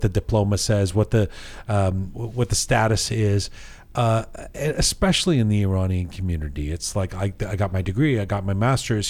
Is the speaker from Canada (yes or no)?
yes; Canada; growing up in Canada